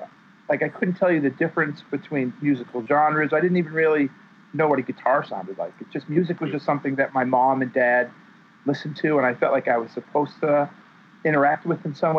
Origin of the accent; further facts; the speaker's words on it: Worcester, Massachusetts, United States; finding the community in my hometown of Worcester of kids my own age and starting bands and going to as many shows as I could all through the 80s.